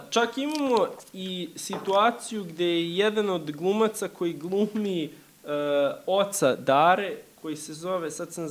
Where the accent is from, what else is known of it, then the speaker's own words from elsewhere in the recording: Serbia; eto, mi smo Srbi, oni su Srbi, to su neki naši daleki preci